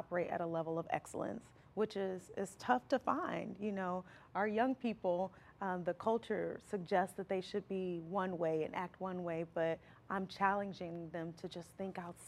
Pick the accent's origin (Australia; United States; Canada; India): United States; Alton, Illinois; also born or lived in Florissant, Missouri; now in Hazelwood, United States; Originally I'm from Alton, Illinois